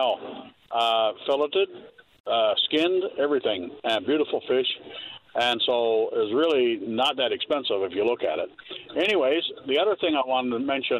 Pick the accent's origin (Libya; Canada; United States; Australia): Canada; Birchy Head, Bonne Bay, Newfoundland and Labrador; I was born and raised in Birchhead, Bombay